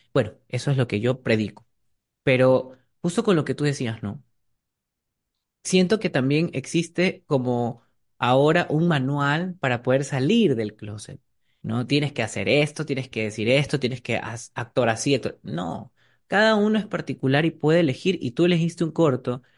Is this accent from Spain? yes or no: no; Ecuador; como ecuatorianos